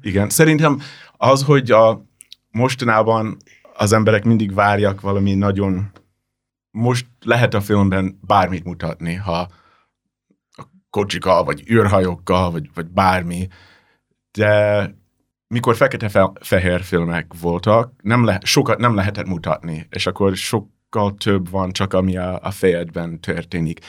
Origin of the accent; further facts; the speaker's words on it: New Jersey, United States; Hungarian is a second language; moved away; én New Jersey-ben nőttem fel